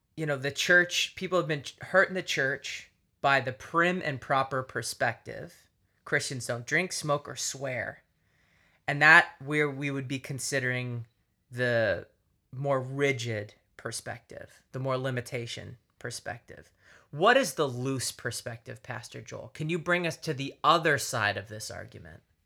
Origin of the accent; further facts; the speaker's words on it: Canada; moved away; I grew up in Canada